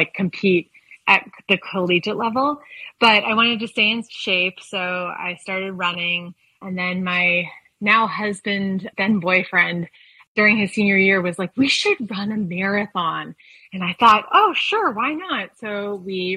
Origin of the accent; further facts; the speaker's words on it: East Coast, United States; also born or lived in California / Seattle; now in Colorado, United States; I grew up originally on the East Coast and logged a lot of road miles there